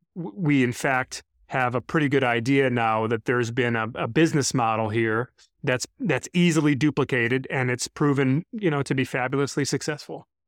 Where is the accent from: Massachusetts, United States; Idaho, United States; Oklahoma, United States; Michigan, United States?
Michigan, United States; Brighton; this local church in my hometown in Brighton, Michigan, where I grew up